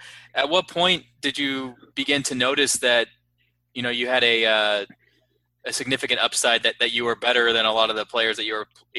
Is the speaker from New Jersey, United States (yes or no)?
no; Dallas, Texas, United States; I'm a lifelong Mavs fan, born and raised in Dallas